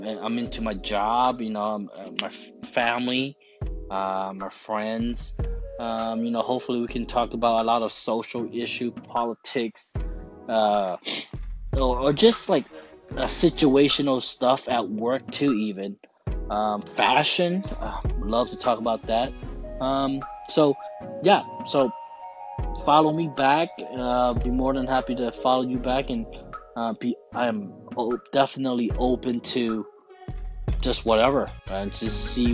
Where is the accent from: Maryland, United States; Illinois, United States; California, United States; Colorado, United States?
California, United States; Oakland; I'm from Oakland